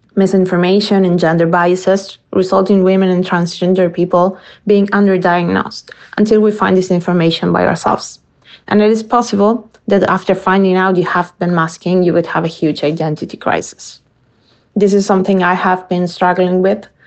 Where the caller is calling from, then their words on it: Argentina; I'm calling from Argentina